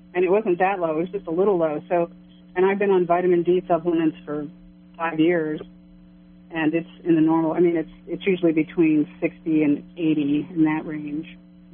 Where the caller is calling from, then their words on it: Kansas City, United States; Kansas City, from Kansas City.